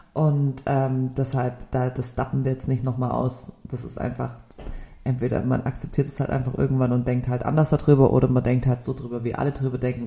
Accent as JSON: {"language": "German", "town": "Stuttgart", "region": "Baden-Württemberg", "country": "Germany", "tie": "born or raised there", "also_born_or_lived": "Nürtingen / Tübingen", "said": "bin hier in Stuttgart geboren"}